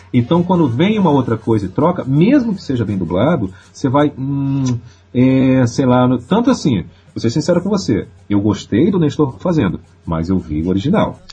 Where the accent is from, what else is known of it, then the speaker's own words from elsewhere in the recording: Belém, Pará, Brazil; now in Rio de Janeiro, Brazil; Eu, eu não sou carioca, eu sou paraense